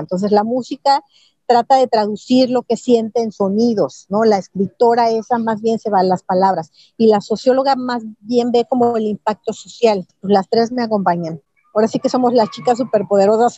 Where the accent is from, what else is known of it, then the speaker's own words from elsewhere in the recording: Mexico; estaba yo como mexicana y además representando no nada más a México